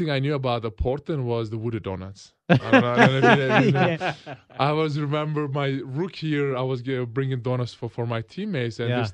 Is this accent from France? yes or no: no; Turkey; English is a second language; now in United States; my family's still there, so I still say I'm from Turkey